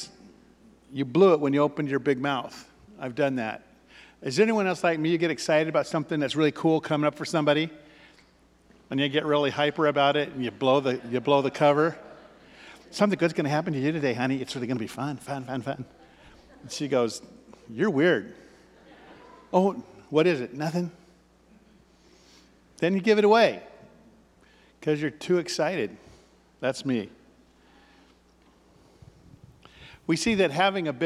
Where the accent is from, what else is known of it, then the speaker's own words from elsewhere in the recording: Ashland, United States; I grew up in Ashland